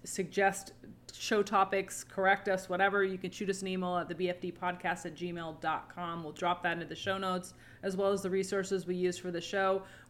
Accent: Seattle, Washington, United States; I grew up in Seattle, so it's like Ted Bundy territory.

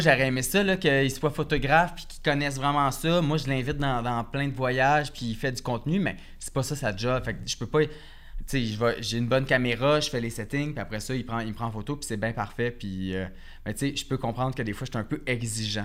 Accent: Repentigny, Quebec, Canada; now in Montreal, Canada; Je viens de Repentigny

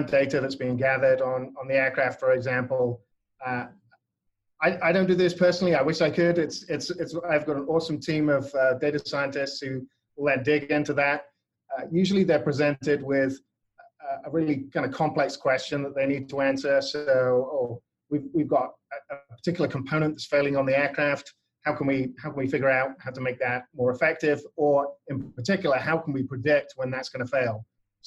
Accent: England, United Kingdom; moved away as an adult; now in United States; I come from England originally. You can probably tell from my slightly odd accent

